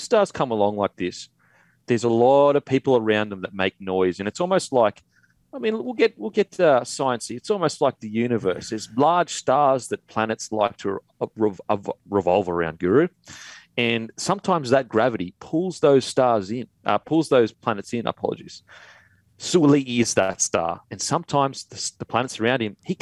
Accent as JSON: {"language": "English", "region": "Queensland", "country": "Australia", "moved": "yes", "lives_now": "Sydney, Australia", "said": "I'm from Queensland"}